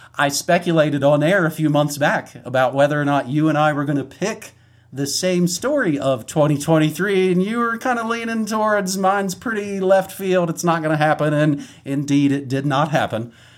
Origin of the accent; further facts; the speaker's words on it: West Virginia, United States; I'm from West Virginia. You fire a potato gun out in the woods.